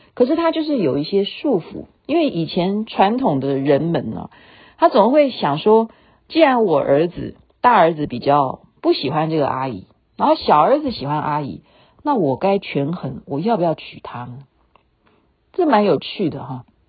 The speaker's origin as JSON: {"language": "Chinese", "country": "Taiwan", "tie": "born or raised there", "said": "我们等于是在台湾出生的第二代啦"}